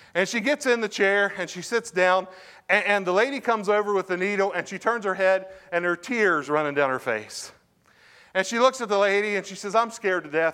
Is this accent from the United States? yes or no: yes; Parkersburg, West Virginia, United States; also born or lived in Lubeck, West Virginia; I grew up in Parkersburg, grew up in Lubeck